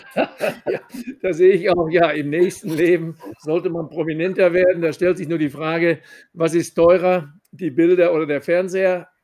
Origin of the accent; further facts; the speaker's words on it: Sauerland, North Rhine-Westphalia, Germany; als Sauerländer